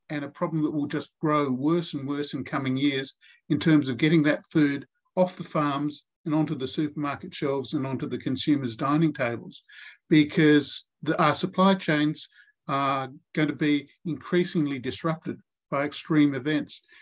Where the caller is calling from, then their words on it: Australian Capital Territory, Australia; I'm joining you from Ngunnawal and Ngambri land.